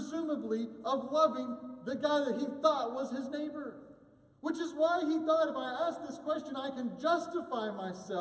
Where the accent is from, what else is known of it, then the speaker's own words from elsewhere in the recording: United States; as an American Christian